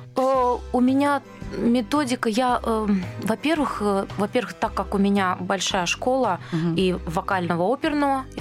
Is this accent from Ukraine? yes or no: yes; Dnipro, Dnipropetrovsk Oblast, Ukraine; moved away; also born or lived in Moscow; мы из Днепропетровска обе